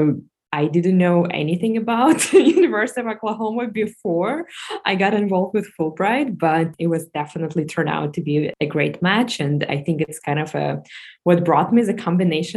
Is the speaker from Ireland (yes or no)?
no; Moscow, Russia; moved away as an adult; I was born and raised in Moscow, Russia